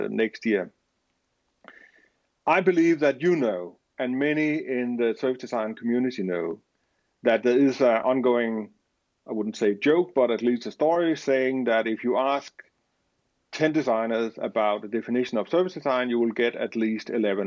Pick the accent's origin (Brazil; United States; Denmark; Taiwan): Denmark; I am from Denmark.